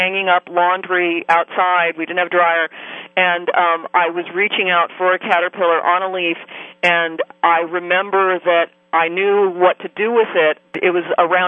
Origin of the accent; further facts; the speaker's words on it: Los Angeles, California, United States; I grew up in Los Angeles, which, of course, is a city